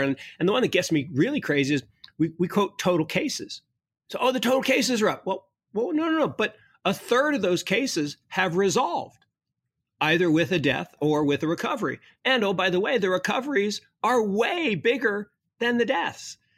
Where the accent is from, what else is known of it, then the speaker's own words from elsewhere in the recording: Kirkland, Washington, United States; Kirkland, Washington, where I grew up